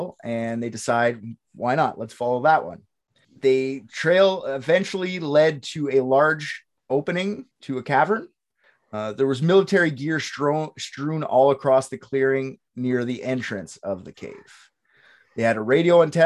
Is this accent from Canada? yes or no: yes; Canada; I'm Canadian